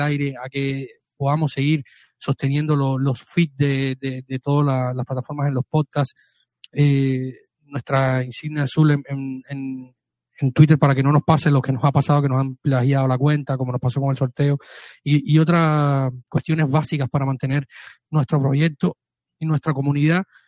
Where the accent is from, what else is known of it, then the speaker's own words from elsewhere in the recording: Cuba; mi tierra cubano